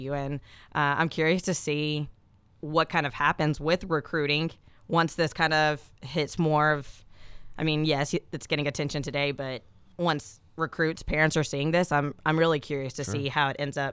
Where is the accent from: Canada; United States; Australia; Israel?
United States; Nashville, Tennessee; also born or lived in Orlando; growing up in Nashville